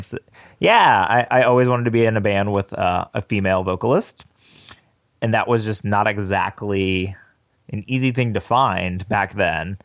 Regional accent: Danville, Virginia, United States; I grew up in Danville, Virginia

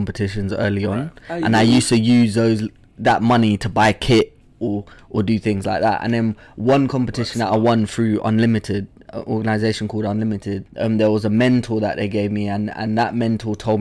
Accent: London, United Kingdom; also born or lived in Zambia; I had like a real African upbringing, I guess, in London

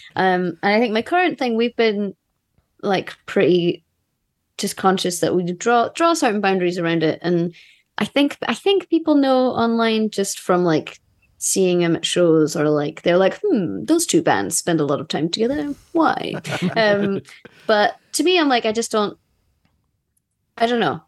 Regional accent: Scotland, United Kingdom; I'm Scottish

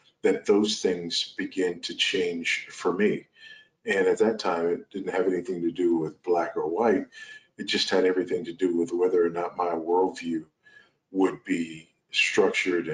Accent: Los Angeles, California, United States; moved away as an adult; now in Zambia; I was born and raised in South Los Angeles, California, raised by a single teenage mother

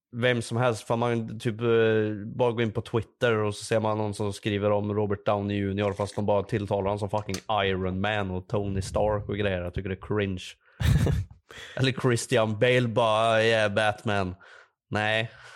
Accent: Värmland, Sweden; Jag är en värmlänning

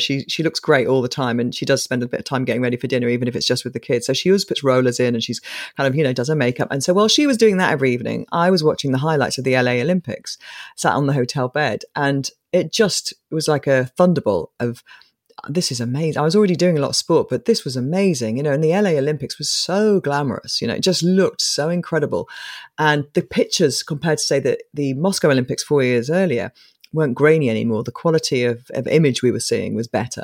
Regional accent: Coventry, West Midlands, United Kingdom; from this flat, two bedroom flat, three kids in Coventry.

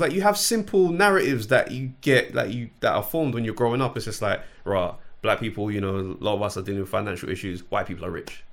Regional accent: London, United Kingdom; I grew up in South London

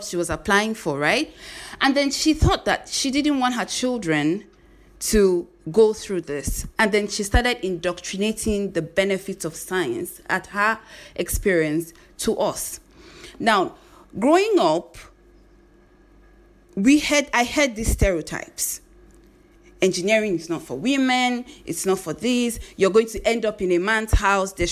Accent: Zaria, Kaduna State, Nigeria; I grew up in northern Nigeria. I grew up in Zaria, in Kaduna State.

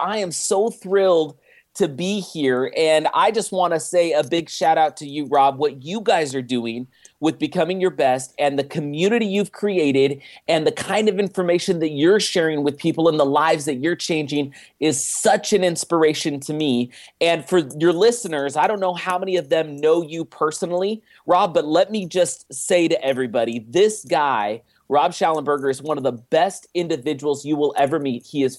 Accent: Oakland, California, United States; But, I grew up in just outside of Oakland, California, and lived there my entire life until I went and I served a mission for my church for 2 years in Germany and returned home in 2000.

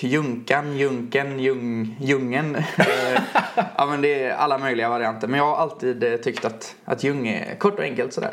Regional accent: Lerum, Västra Götaland, Sweden; jag är från Lerum då, utanför ja. Göteborg.

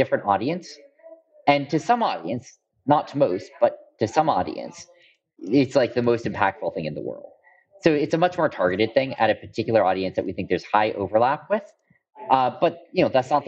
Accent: Bay Area, California, United States; moved away as an adult; Giants were my hometown team growing up

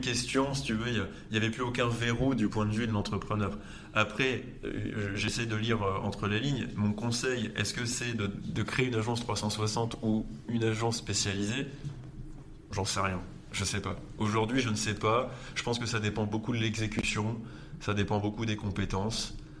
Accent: Lille, Hauts-de-France, France; je suis Lillois

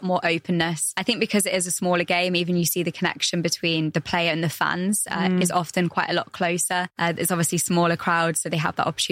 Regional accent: England, United Kingdom; now in United Arab Emirates; I'm from England

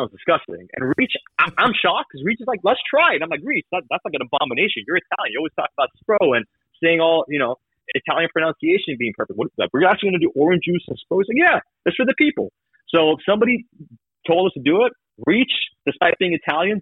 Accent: Sweden; now in Vancouver, Canada; I grew up in Sweden, so I got a lot of Swedish contacts

